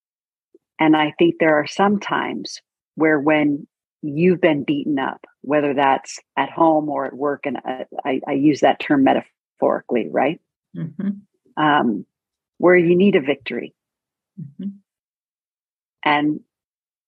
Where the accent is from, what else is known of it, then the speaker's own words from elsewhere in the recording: Northern California, United States; I grew up in Northern California.